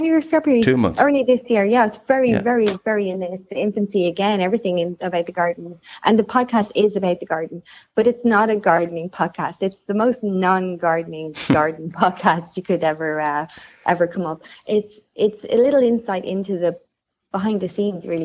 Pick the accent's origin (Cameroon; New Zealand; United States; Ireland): Ireland; I'm Irish.